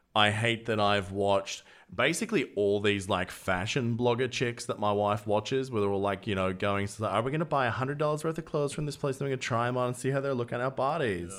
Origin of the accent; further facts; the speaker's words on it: Australia; accent: Australian; my Australian accent